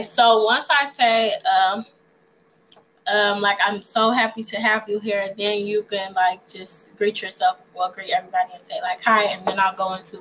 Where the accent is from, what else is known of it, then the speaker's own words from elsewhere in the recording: Detroit, Michigan, United States; from Detroit, Michigan.